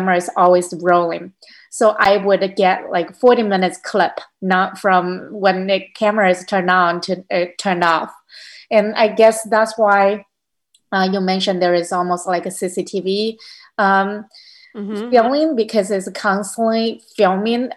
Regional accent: Hubei, China; moved away as an adult; now in United States; my hometown next to Wuhan

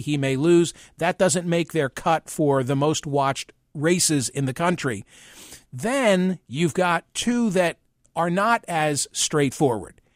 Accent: Philadelphia, Pennsylvania, United States; born or raised there

